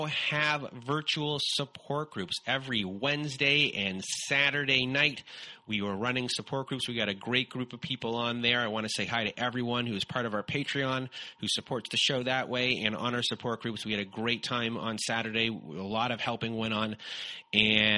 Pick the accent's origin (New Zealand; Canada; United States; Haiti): Canada